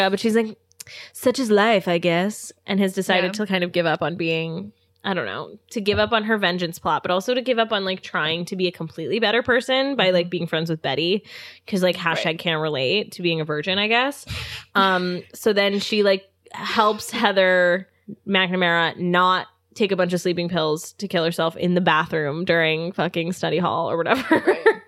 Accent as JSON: {"language": "English", "area": "outside Philadelphia", "region": "Pennsylvania", "country": "United States", "tie": "born or raised there", "moved": "yes", "said": "my hometown is outside Philly"}